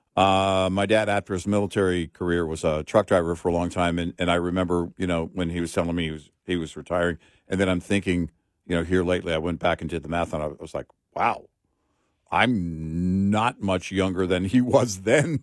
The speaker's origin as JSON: {"language": "English", "region": "Texas", "country": "United States", "said": "we're from Texas"}